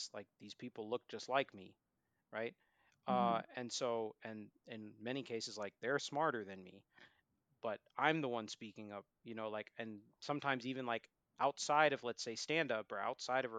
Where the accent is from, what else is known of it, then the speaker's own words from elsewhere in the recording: Boston, Massachusetts, United States; now in Philadelphia, United States; I'm an American citizen, born and raised in Boston, I live in Philadelphia.